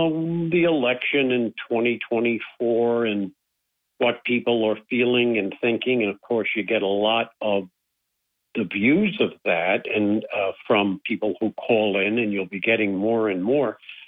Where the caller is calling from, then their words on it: Binghamton, New York, United States; Hey, Bob. It's … from Binghamton.